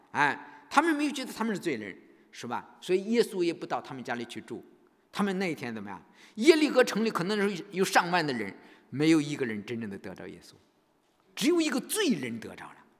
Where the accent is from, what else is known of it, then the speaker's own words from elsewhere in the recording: China; 我们中国人